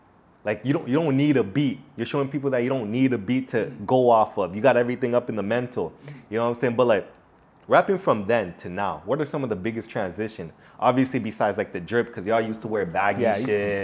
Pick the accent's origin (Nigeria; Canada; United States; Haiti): Haiti; Nah, Haitian.